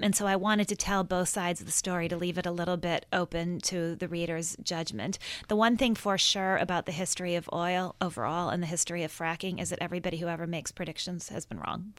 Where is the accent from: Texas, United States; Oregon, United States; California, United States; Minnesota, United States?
Minnesota, United States; I grew up in Minnesota, and I think of myself in many ways as, as Minnesota nice